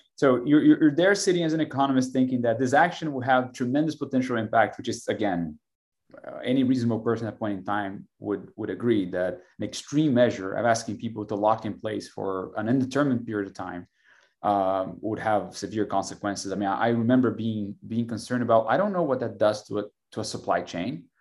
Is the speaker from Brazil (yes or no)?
yes; Brazil; now in Austin, United States; I'm from Brazil originally